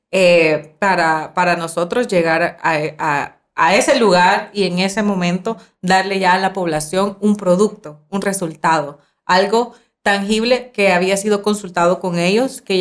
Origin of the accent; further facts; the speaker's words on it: San Martín, San Salvador, El Salvador; yo soy de San Salvador. Yo, ajá, de San, Martín, San Salvador.